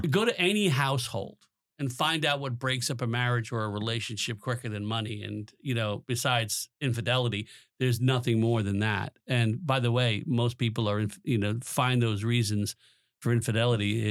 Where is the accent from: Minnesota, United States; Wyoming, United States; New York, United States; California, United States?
New York, United States; Long Island; moved away as an adult; also born or lived in New Jersey; I grew up on Long Island from a, parents of immigrants